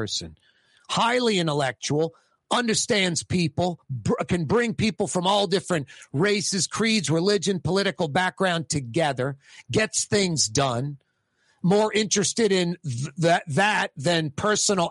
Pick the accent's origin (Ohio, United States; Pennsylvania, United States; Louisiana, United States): Louisiana, United States; New Orleans; I'm born and raised in New Orleans